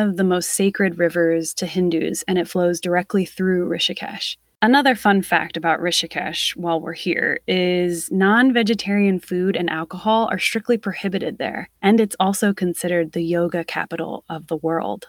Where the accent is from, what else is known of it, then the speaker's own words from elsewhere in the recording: Delaware, United States; I am from Delaware